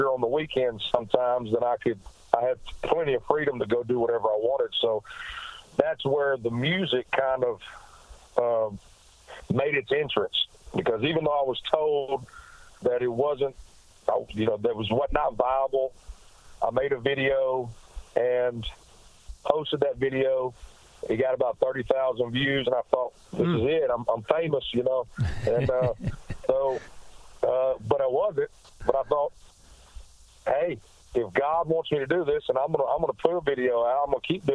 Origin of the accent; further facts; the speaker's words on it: Blytheville, Arkansas, United States; also born or lived in Memphis, Tennessee; now in Nashville, United States; I was born in Memphis, Tennessee, but I was raised across the bridge in Arkansas, a town called Blytheville, Arkansas